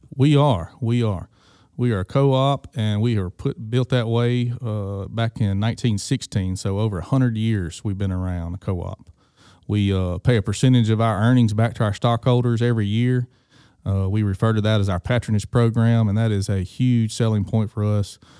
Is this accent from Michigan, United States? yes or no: no; Greenville, Mississippi, United States; being born and raised in Greenville, Mississippi